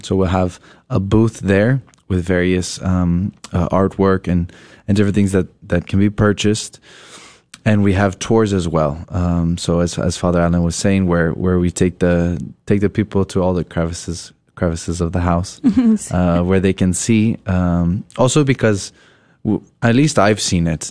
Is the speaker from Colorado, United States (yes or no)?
yes; Colorado, United States; I'm originally from Colorado